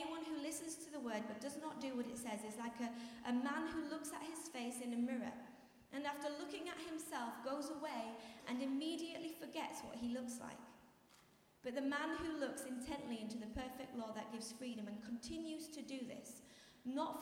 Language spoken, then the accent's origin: English; Yorkshire and the Humber, United Kingdom; I'm from Yorkshire, we have lots of trees.